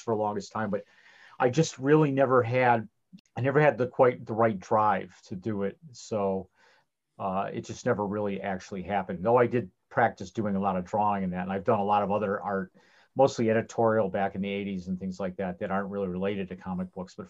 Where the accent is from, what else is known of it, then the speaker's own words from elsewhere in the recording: Cleveland, Ohio, United States; I'm from Cleveland, like Tom. And there was a Cleveland comic book convention when I was in high school.